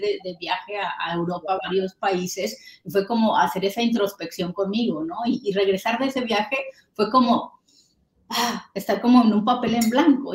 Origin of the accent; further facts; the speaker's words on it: Mexico; moved away; yo soy mexicana